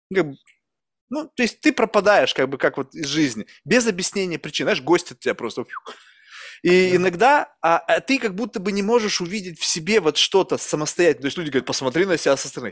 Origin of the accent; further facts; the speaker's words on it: Russia; first language Russian; now in United States; я родился в России